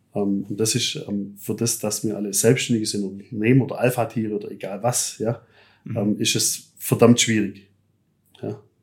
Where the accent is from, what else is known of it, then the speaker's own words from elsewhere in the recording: Germany; da sind wir Deutsche